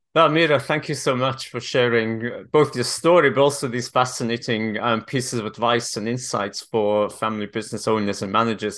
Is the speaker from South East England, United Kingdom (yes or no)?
no; Wales, United Kingdom; moved away; I'm originally Welsh